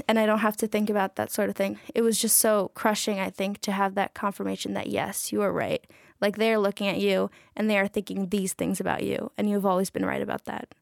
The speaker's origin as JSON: {"language": "English", "town": "New York City", "region": "New York", "country": "United States", "tie": "born or raised there", "said": "I'm from Astoria, Queens, so, like, forty minutes away from here with public transit. Um, yeah, I was born and raised there, so I'm New Yorker."}